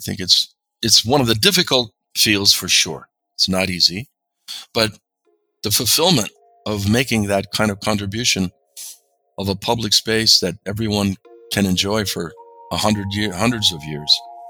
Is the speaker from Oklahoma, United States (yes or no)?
no; Seattle, Washington, United States; also born or lived in Rome; growing up in Seattle with World's Fair of 1962